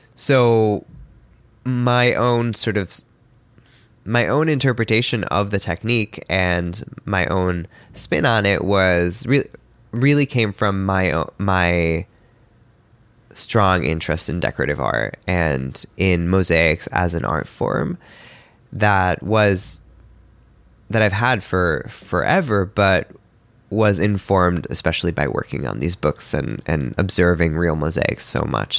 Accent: Milan, Lombardy, Italy; moved away; I was born in Milan in Italy

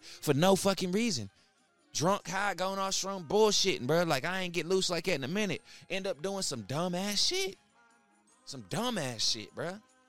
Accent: Charleston, West Virginia, United States; I remember I grew up in Charleston, West Virginia, man.

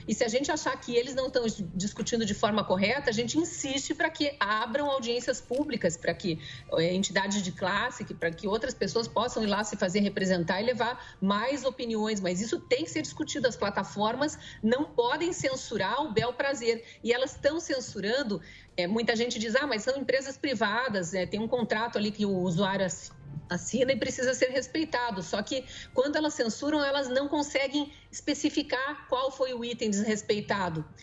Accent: Curitiba, Paraná, Brazil; eu sou curitibana. Hum. Já morei em outros lugares, mas voltei para cá.

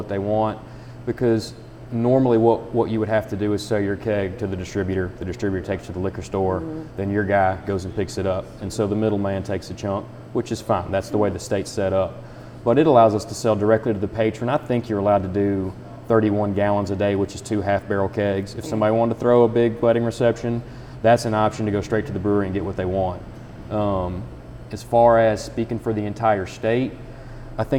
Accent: Nicholas County, Kentucky, United States; also born or lived in Harrison County, Kentucky; now in Cynthiana, United States; I am from Nicholas County

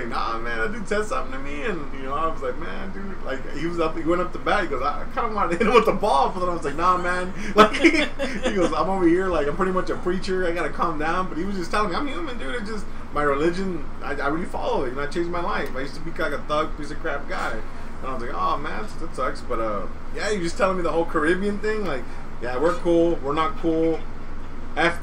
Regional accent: California, United States; I'm born and raised in California

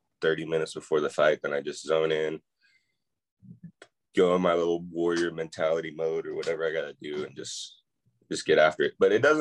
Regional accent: Spokane, Washington, United States; I grew up in Spokane, just kind of a normal childhood

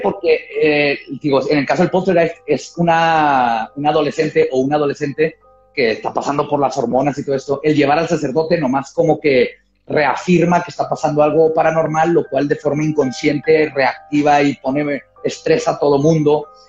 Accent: northern border, Mexico; first language Spanish and English; acá en la frontera. Por ejemplo, yo que crecí viendo tele en inglés, porque aquí en la tele abierta este, tenemos más canales en inglés que no, que en español.

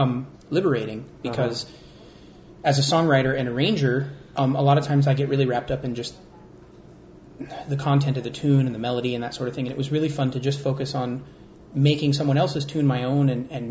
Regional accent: San Juan Bautista, California, United States; also born or lived in Maui, Hawaii / Santa Cruz, California; I was born on Maui and grew up in San Juan Batista and in Santa Cruz.

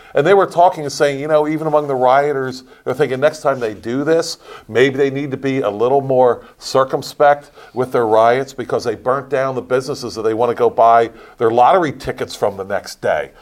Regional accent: Lancaster County, Pennsylvania, United States; I'm from Lancaster County

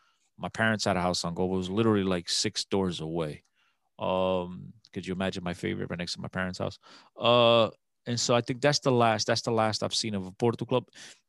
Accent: Newark, New Jersey, United States; And I start telling them, I'm from Newark. Like, oh, that's a huge community. I say, yeah, I think it's the biggest.

